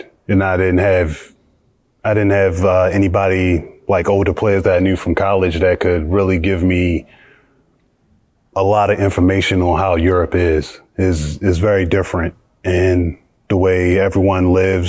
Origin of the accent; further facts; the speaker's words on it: United States; moved away as an adult; also born or lived in Belgium / Georgia / Spain / Russia; as an American